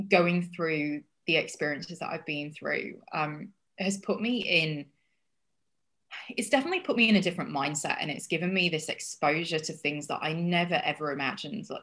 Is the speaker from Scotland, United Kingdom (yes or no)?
no; Yorkshire and the Humber, United Kingdom; also born or lived in Australia / United States; odd accent because I've lived in Australia and I've lived in America and I've lived in England and I'm from Yorkshire in in England, which has got they have a really strong accent there.